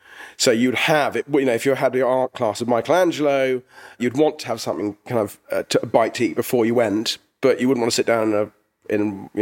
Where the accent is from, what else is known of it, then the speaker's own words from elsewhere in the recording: England, United Kingdom; which was sometimes difficult because we're English.